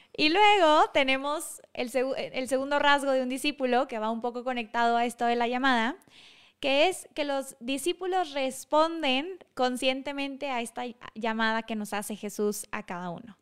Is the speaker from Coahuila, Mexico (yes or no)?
yes; Monclova, Coahuila, Mexico; en Monclova, donde, de donde yo soy